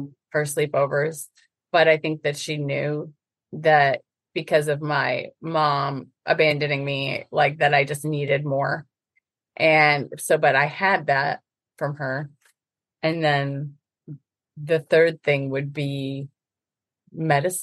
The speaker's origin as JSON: {"language": "English", "region": "Northern Illinois", "country": "United States", "tie": "born or raised there", "moved": "yes", "said": "I was raised in Northern Illinois"}